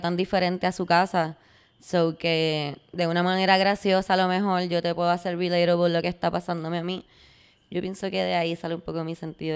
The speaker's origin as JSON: {"language": "Spanish", "country": "Puerto Rico", "said": "yo como muchos puertorriqueños"}